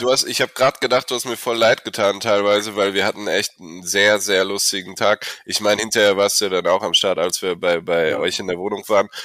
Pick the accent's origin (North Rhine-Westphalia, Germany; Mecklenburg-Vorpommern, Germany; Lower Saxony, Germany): North Rhine-Westphalia, Germany; Olpe; ich komm nicht direkt aus Köln, ich komm aus Olpe